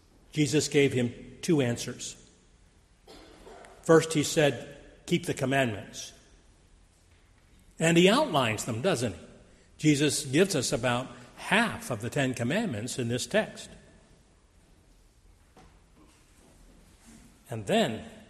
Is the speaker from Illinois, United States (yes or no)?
no; Grove City, Pennsylvania, United States; moved away; We lived in Grove City, Pennsylvania, a small town about 7,000 people